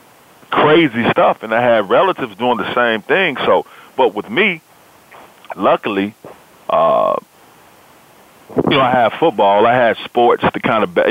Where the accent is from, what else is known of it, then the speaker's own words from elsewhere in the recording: Memphis, Tennessee, United States; now I am sports director at the ABC affiliate here in Memphis, Tennessee, in my hometown.